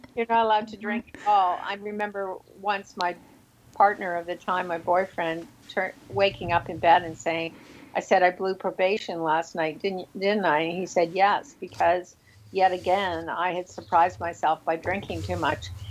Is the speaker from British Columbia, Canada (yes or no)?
no; Toronto, Ontario, Canada; Toronto, my hometown